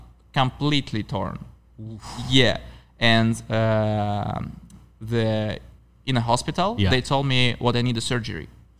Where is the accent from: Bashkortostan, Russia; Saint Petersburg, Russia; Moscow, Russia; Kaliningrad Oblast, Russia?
Kaliningrad Oblast, Russia; Baltiysk; And my hometown is Baltisk.